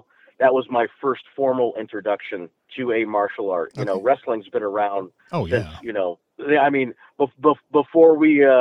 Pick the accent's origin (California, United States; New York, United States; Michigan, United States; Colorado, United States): Colorado, United States; the mountains of; I grew up in a little bitty trailer park up in the mountains of Colorado